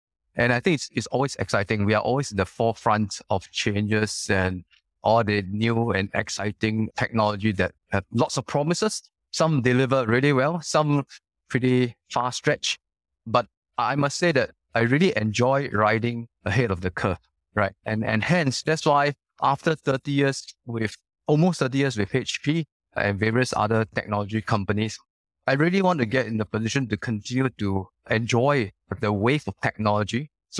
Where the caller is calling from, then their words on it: Singapore; I'm calling you from Singapore. Bright, sunny, and really hot, yeah.